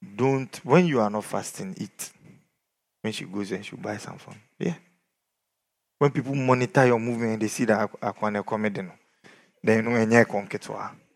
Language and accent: English; Ghana; we are from Ghana.